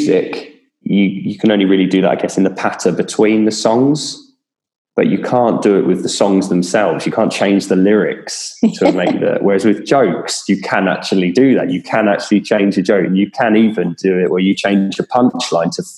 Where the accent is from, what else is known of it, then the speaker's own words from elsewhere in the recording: Kent, South East England, United Kingdom; I'm from Kent